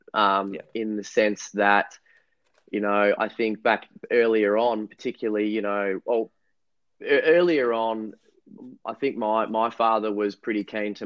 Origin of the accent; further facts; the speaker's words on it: Mount Eliza, Victoria, Australia; where I grew up on the Mornington Peninsula down here in Melbourne